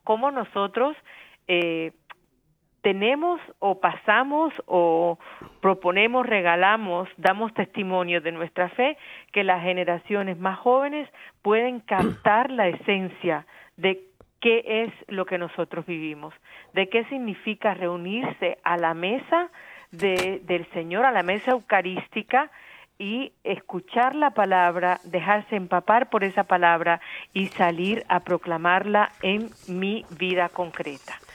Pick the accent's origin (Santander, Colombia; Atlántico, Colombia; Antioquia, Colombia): Atlántico, Colombia; Barranquilla; now in United States; Yo soy yo nací en Barranquilla